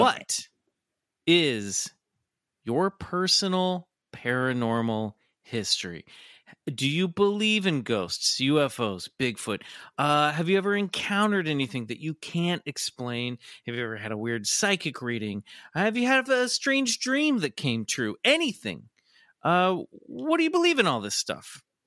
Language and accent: English; Midwest, United States; now in California, United States; growing up in the Midwest